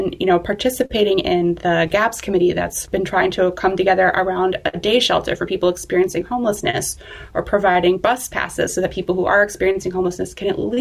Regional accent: Eau Claire, Wisconsin, United States; I grew up here in Eau Claire

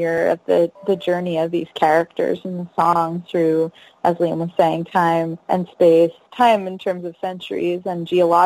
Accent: United States; my identity as an American

